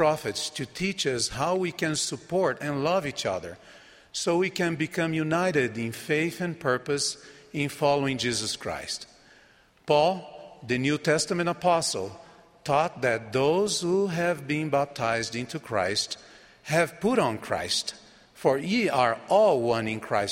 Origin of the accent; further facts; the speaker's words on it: Brazil; first language Portuguese; English is a second language; My home country of Brazil